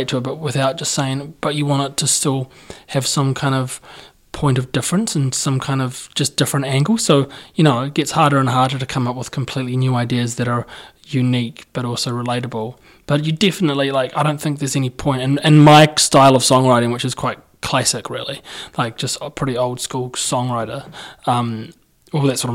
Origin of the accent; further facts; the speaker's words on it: Christchurch, Canterbury, New Zealand; I'm from Christchurch.